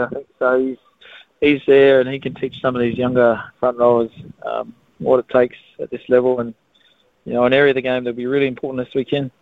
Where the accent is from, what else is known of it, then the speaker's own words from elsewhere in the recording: Australia; moved away; I'm an Australian. Don't tell anyone, Sydney, but I'm Australian